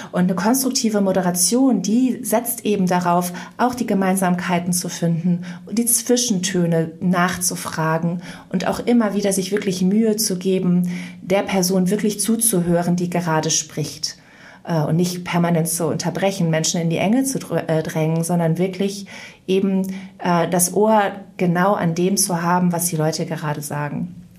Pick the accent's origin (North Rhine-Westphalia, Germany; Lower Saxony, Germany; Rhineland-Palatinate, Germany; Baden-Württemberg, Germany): North Rhine-Westphalia, Germany; Mönchengladbach; also born or lived in Bonn; in Mönchengladbach, wo ich aufgewachsen bin